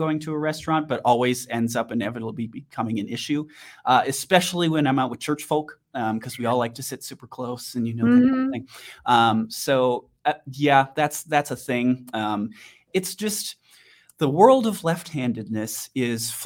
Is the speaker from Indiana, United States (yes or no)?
no; Wisconsin, United States; now in Denver, United States; growing up in Wisconsin, I know a lot about rural communities and drug problems